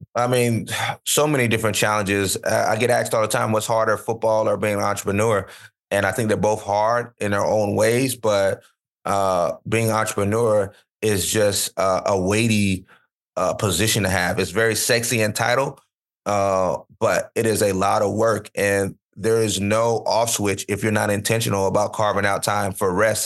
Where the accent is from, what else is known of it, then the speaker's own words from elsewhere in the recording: Florida, United States; where I grew up in Florida